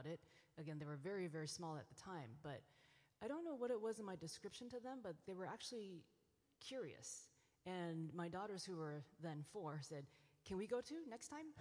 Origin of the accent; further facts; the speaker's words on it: Taiwan; moved away; I grew up in Taiwan